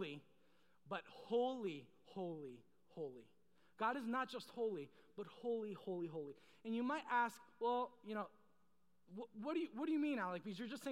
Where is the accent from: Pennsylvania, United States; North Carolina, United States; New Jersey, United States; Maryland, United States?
Maryland, United States; I am from the great state of Maryland